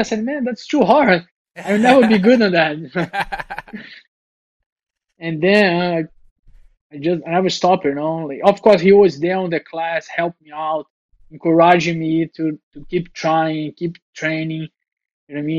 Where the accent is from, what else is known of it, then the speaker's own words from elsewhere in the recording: Rio de Janeiro, Brazil; original from Rio